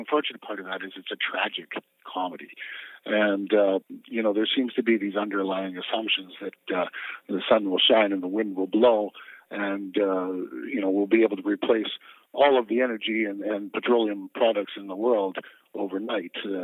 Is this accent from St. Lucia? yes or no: no; Canada; as a Canadian is that we don't have the right to cross the border and vote.